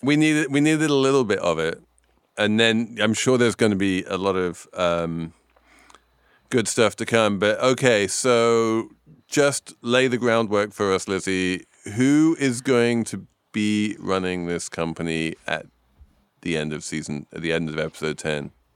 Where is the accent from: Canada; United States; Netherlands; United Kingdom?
United Kingdom; England; I'm English.